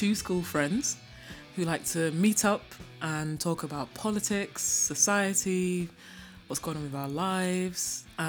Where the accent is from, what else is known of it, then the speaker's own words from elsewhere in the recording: Manchester, North West England, United Kingdom; also born or lived in Libya; born in the fun place, that is Libya, and two Ghanaian parents, and lived there until I was quite young. Moved to the UK when I was about 8. To Manchester, again, of all places.